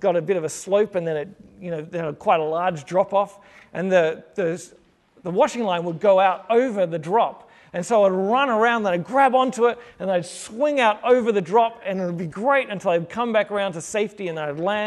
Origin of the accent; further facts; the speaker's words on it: Sydney, New South Wales, Australia; now in Melbourne, Australia; I am originally from Sydney